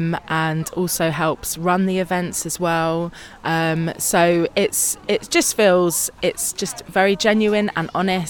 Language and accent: English; London, United Kingdom; moved away as an adult; now in Hanley, United Kingdom; I'm from London, South East London.